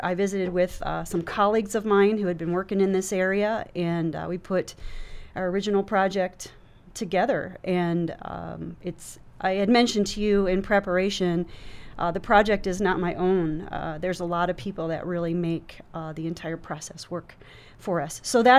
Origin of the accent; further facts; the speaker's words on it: Delaware, United States; moved away as an adult; also born or lived in Virginia; No, I'm from the East Coast. I'm originally from Delaware. I grew up, went to the University of Delaware as an undergraduate.